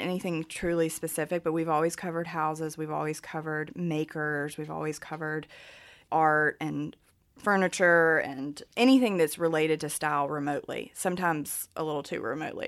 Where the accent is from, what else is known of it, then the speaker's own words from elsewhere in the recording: Martinsville, Virginia, United States; accent: thick Southern; when I was growing up in Martinsville